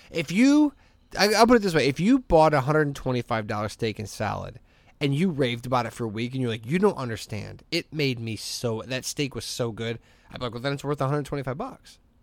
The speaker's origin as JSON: {"language": "English", "town": "Hammond", "region": "Indiana", "country": "United States", "said": "I'm from Hessville"}